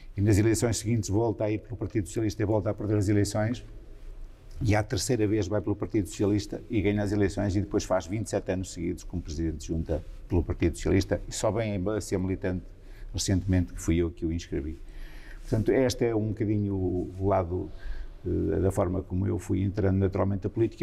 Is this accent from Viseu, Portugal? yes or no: yes; Santa Comba Dão, Viseu, Portugal; a minha eh, juventude é passada nessa, nessa aldeia maior, São Juninho